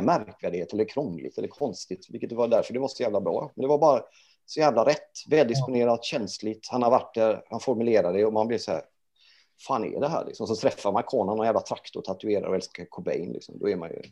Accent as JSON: {"language": "Swedish", "town": "Gothenburg", "region": "Västra Götaland", "country": "Sweden", "tie": "born or raised there", "also_born_or_lived": "Norrköping", "moved": "as an adult", "said": "jag är ju uppväxt i Göteborg"}